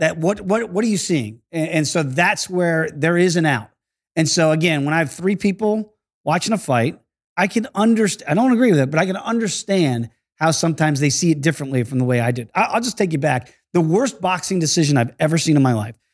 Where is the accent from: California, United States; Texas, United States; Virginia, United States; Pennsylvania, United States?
Virginia, United States; Virginia Beach; also born or lived in New York; grew up in Virginia Beach after we moved down from New York